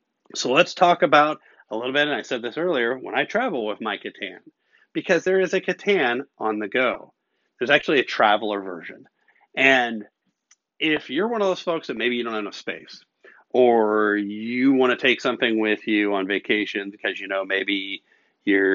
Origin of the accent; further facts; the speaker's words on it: Kentucky, United States; moved away; I'm originally from Kentucky